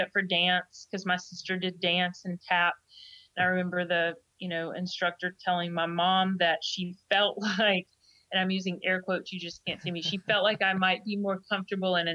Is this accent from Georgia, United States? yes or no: yes; Georgia, United States; moved away as an adult; also born or lived in Jacksonville, Alabama; I grew up in Georgia.